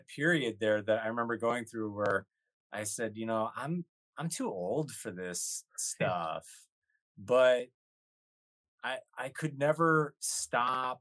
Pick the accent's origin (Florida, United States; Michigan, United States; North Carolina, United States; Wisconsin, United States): Wisconsin, United States; Kenosha; I was right in between Chicago and Milwaukee